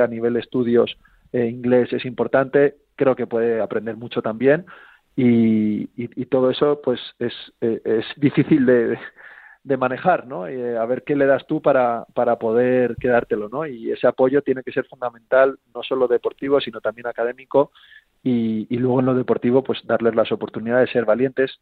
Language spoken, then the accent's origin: Spanish; Spain; lo que siempre queremos como españoles